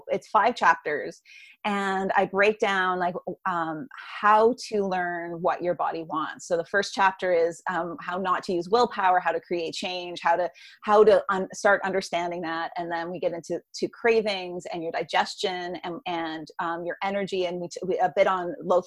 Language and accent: English; Canada; I'm Canadian